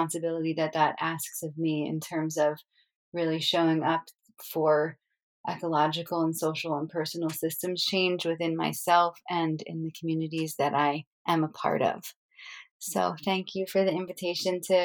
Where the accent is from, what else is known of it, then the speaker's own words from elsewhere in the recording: New Jersey, United States; now in Sonoma County, United States; I grew up originally in Lenape territory in what's now called New Jersey, and currently I'm living out near